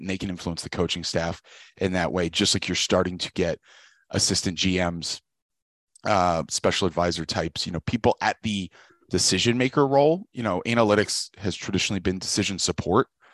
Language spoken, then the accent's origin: English; Richmond, Virginia, United States; I grew up in Richmond, Virginia